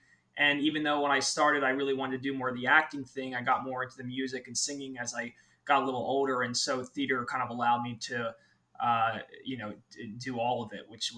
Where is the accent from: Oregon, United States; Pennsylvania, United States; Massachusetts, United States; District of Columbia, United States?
Pennsylvania, United States; outside of Philadelphia; I grew up outside of Philadelphia, so not too far from New York City.